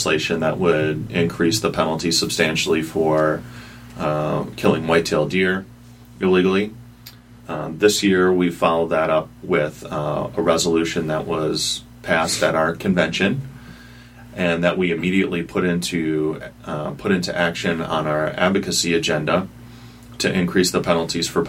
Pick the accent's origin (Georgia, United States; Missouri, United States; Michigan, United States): Michigan, United States; Holland; I grew up in Holland